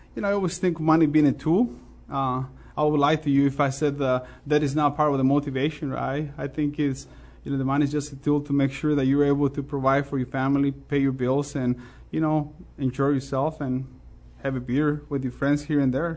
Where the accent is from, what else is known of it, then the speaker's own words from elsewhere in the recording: Mexico; English is a second language; also born or lived in Chicago / Champaign-Urbana; now in United States; I'm always proud of my ethnic background, the fact that I was born in Mexico